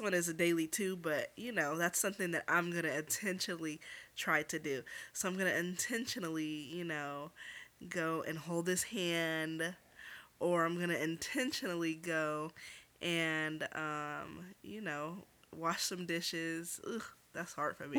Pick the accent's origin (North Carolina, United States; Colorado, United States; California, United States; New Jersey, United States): California, United States; Los Angeles; U C L A Medical Center